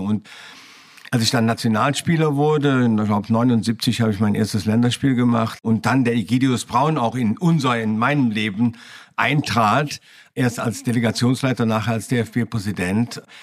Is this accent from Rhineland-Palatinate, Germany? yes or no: no; Düren, North Rhine-Westphalia, Germany; Ich bin in Düren geboren, in der Nähe von Köln